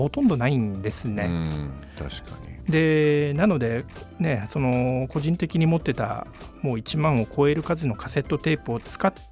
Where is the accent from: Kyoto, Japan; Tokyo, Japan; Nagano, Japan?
Tokyo, Japan; 生まれも育ちもまああの目黒ですね